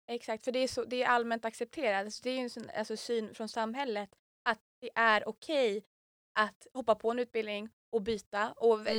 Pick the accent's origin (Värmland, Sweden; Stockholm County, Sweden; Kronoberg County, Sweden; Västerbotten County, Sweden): Västerbotten County, Sweden; Umeå; jag är Umebo